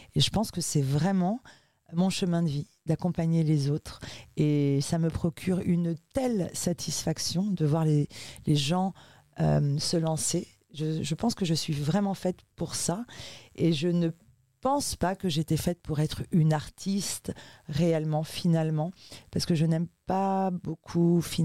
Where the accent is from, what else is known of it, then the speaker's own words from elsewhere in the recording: Ivry-sur-Seine, Île-de-France, France; also born or lived in Uruguay; Je suis arrivée en France lorsque j'avais 5 mois et j'ai grandi avec ma maman euh, dans un milieu 100% sud-américain et très très très politisé euh, à Ivry-sur-Seine